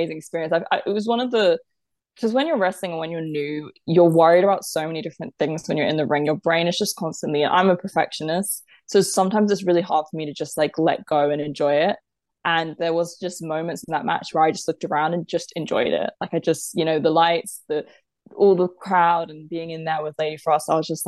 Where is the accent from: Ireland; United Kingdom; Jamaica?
United Kingdom; I'm British